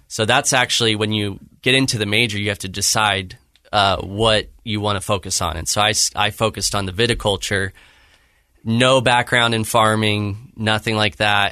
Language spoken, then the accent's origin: English; Claremont, California, United States; California, so Southern California. uh, in Claremont, California